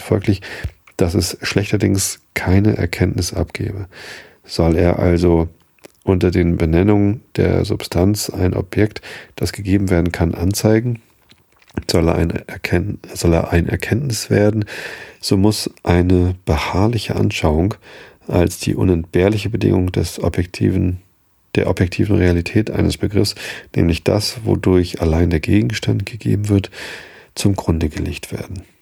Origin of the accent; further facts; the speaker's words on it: Wistedt, Lower Saxony, Germany; also born or lived in Hamburg; hab dann aber halt immer in Wistit gewohnt